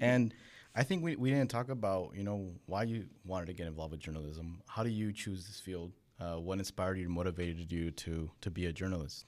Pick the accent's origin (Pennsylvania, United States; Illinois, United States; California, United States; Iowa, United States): California, United States; born in California, but I'm the first generation American